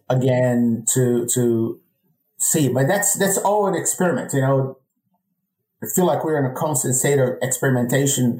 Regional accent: Brazil; moved away as an adult; now in United States

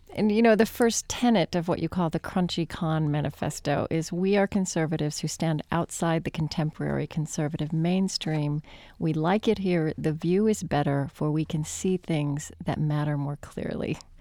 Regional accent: Oklahoma, United States; I grew up in Oklahoma

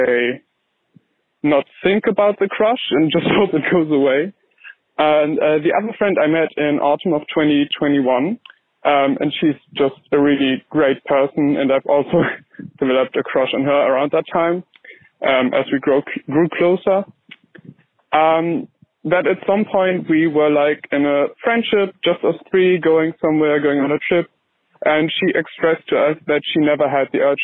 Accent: Germany; moved away as an adult; now in United Kingdom; I'm 19, I'm from Germany

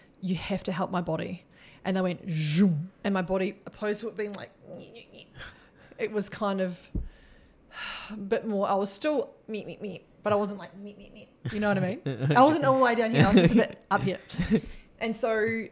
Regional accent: New Zealand; also born or lived in Queensland; now in Australia; I'm just a Kiwi chick from New Zealand that grew up on a farm

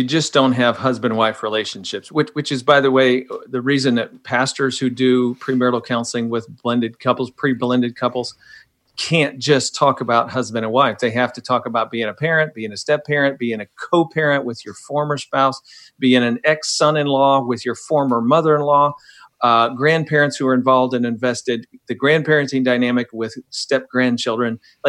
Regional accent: Midwest, United States; Man, I grew up in the Midwest to a missionary family, domestic missionary family, and then a foreign missionary family.

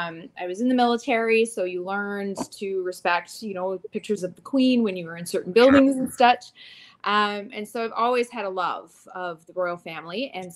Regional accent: Canada; I'm Canadian. I live in Canada.

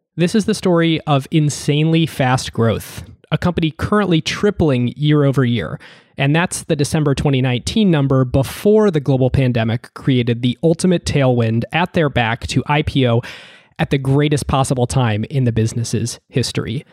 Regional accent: Ohio, United States; when I was growing up in Ohio

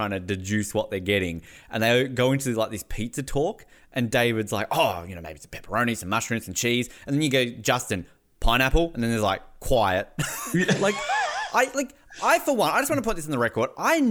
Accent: Tasmania, Australia; also born or lived in Queensland / New Zealand; now in Canada; I moved to your state. I lived in New Zealand. I'm now in Canada. And somehow I'm still getting ripped by mainlanders and I'm from Tasmania

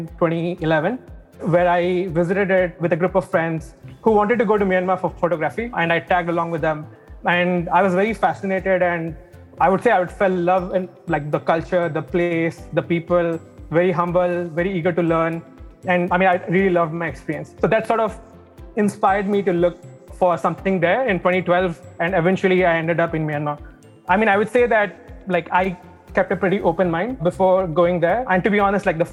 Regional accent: India; now in Singapore; I'm originally from India as well

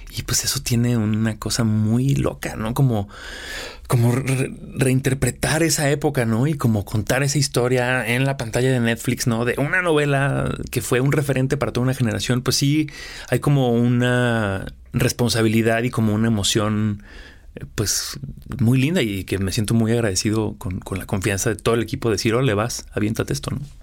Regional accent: Aguascalientes, Mexico; moved away; also born or lived in Mexico City, Mexico / Los Angeles, United States; Yo soy de Aguascalientes, tengo viviendo en la Ciudad de México 20 años, viviendo en Los Ángeles otros 5

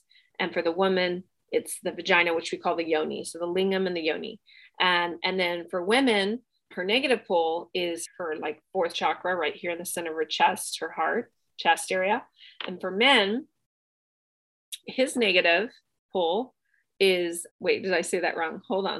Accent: Bangkok, Thailand; I grew up in Southeast Asia. I grew up in Bangkok in Thailand and I did my training there

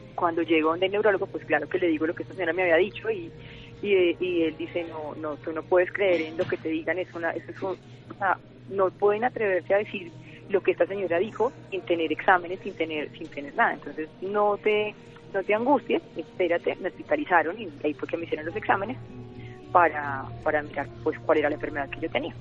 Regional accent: Medellín, Antioquia, Colombia; moved away as an adult; now in Bogotá, Colombia; yo soy de Medellín

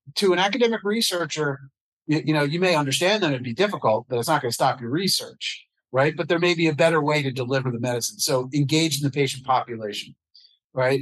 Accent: United States; also born or lived in New York City / New Jersey; I was your typical kid growing up in New York City in the suburbs of New Jersey

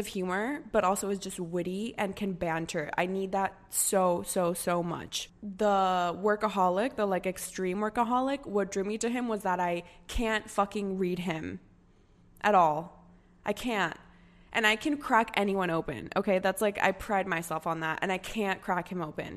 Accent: United States; coming from a Hispanic family and then, but growing up in the States, going to college in the States

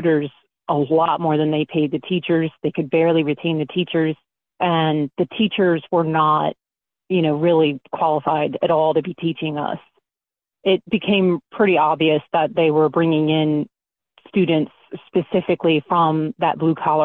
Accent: Baltimore, Maryland, United States; I'm originally from South Baltimore

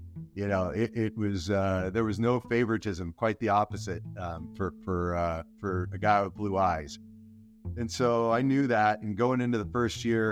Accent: El Centro, California, United States; down in my hometown of El Centro, California

